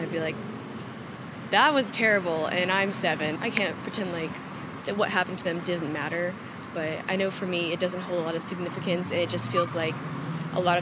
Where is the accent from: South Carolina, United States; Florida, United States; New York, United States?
New York, United States; 9 11. I'm from New York. Uh, it's traumatizing.